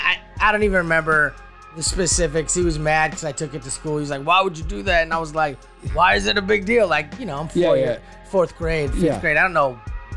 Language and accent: English; Amador County, California, United States; I grew up in Amador County.